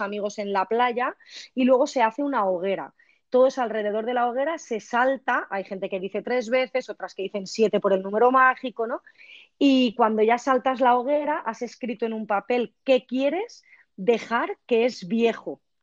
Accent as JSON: {"language": "Spanish", "area": "village on the Turia river", "region": "Valencian Community", "country": "Spain", "said": "En mi pueblo, por ejemplo, lo hemos hecho en el agua dulce, que es el río Turia"}